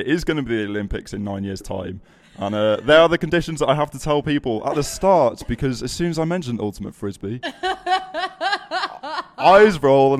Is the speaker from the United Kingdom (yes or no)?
yes; Yorkshire and the Humber, United Kingdom; moved away as an adult; also born or lived in Birmingham; I'm a Yorkshireman.